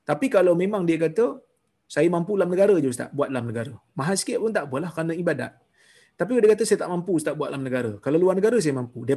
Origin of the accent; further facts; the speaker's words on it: Seremban, Negeri Sembilan, Malaysia; moved away as an adult; now in Brunei; Melakukan korban di sini, tempat saya bekerja di Brunei, atau di tempat asal saya, itu Seremban.